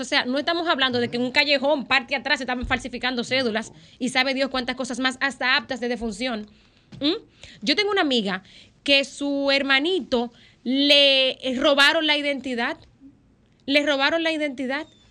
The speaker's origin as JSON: {"language": "Spanish", "country": "Dominican Republic", "said": "República Dominicana, nosotros eh, nos vendemos y, es lo que somos realmente, un país"}